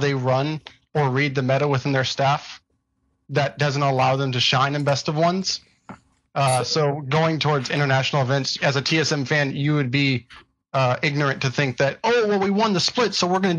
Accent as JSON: {"language": "English", "town": "Houston", "region": "Texas", "country": "United States", "said": "I'm from Houston, Texas"}